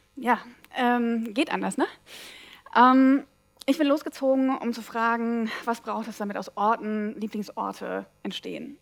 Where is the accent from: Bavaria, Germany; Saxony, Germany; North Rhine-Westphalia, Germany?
Saxony, Germany; also born or lived in Dresden; now in Cologne, Germany; ich komme ja aus Sachsen